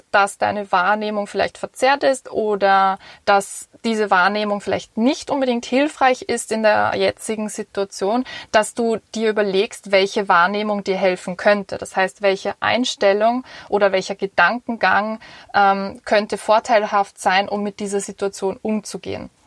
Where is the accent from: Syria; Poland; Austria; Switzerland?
Austria; Vienna; Und zwar ich bin als Wienerin einfach in einer Gesellschaft aufgewachsen, ähm, wo es sehr ums Individuelle geht